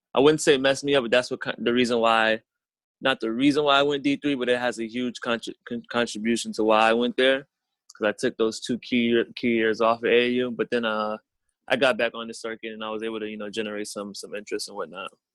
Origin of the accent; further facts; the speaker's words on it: Springfield, Massachusetts, United States; I'm from Springfield, Mass, so I'm about an hour away from them.